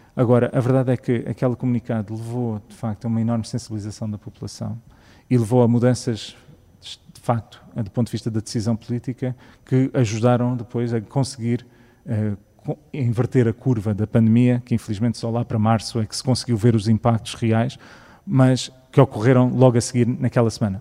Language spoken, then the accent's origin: Portuguese; Canada; also born or lived in Sintra; now in Portugal; eu cresci no Canadá